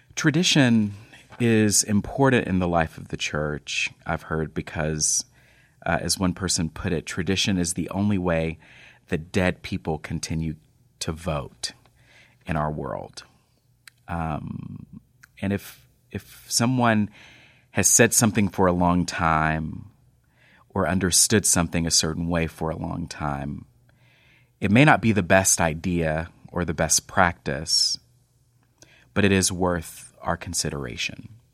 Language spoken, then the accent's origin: English; North Texas, United States; moved away; I grew up in North Texas